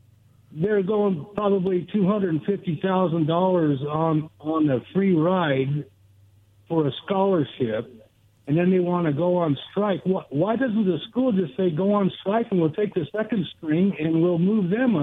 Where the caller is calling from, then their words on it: Goldendale, Washington, United States; from Goldendale.